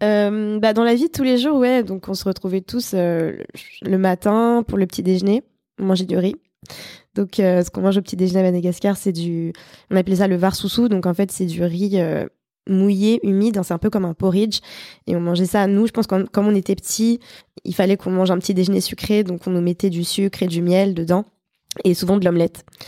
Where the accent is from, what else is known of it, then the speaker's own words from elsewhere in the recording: Paris, Île-de-France, France; also born or lived in Montpellier; j'ai vécu là-bas à peu près 5 ans. Et puis ensuite, on est monté à Paris pour le travail de mon papa. Et on est resté là